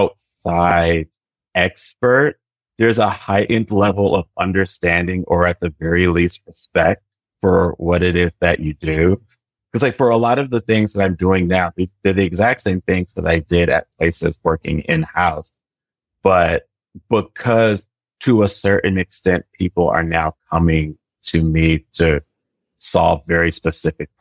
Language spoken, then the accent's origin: English; Washington, District of Columbia, United States; moved away as an adult; also born or lived in Aiken, South Carolina / New York; now in Brooklyn, United States; I'm originally from Washington, D.C.